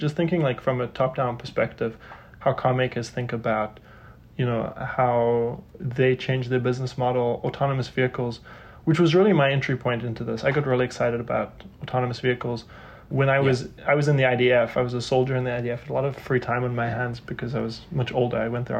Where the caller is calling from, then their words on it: New York City, New York, United States; I'm in New York City, the densest city in America.